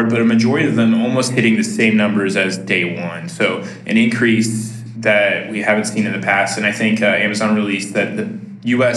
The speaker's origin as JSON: {"language": "English", "region": "Midwest", "country": "United States", "said": "I'm from the Midwest, so I'll probably say \"ope\" every time I accidentally talk over somebody"}